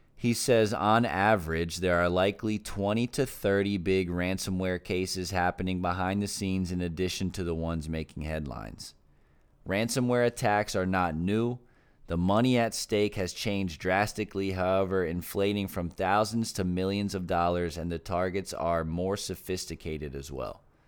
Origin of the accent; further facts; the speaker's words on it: Philadelphia, Pennsylvania, United States; also born or lived in Brooklyn; my hometown